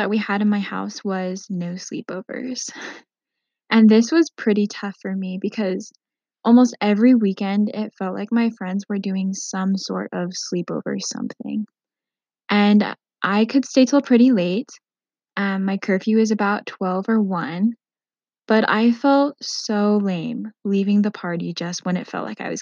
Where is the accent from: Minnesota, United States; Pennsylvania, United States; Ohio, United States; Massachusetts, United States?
Minnesota, United States; I grew up in Minnesota for most of my teenage and young adult years before I went to college.